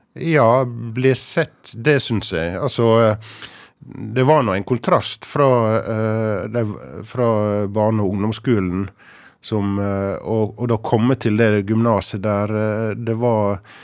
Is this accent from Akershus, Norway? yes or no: no; Hareid, Møre og Romsdal, Norway; moved away as an adult; also born or lived in Ålesund / Haramsøya; Jeg er født i Ålesund, men jeg vokste opp de første ni månedene på ei øy som heter Haramsøya, som er eh, bare et par hundre innbyggere nord for Ålesund. Men eh, etter ca. et år så flytta vi til eh, Hareid, ja. som ligger sør for Ålesund. Og der vokste jeg opp og blei til jeg var 18